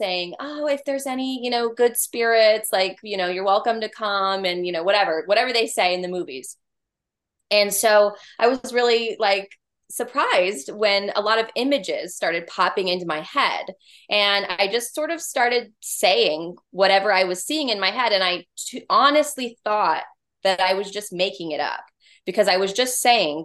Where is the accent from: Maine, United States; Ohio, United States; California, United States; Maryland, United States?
California, United States; now in Georgia, United States; I'm from California originally, but here in Georgia, where we both live